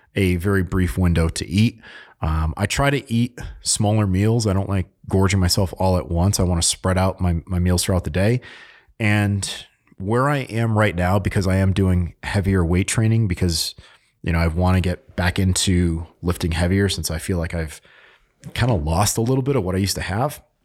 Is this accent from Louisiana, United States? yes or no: no; Connecticut, United States; moved away; I'm from Connecticut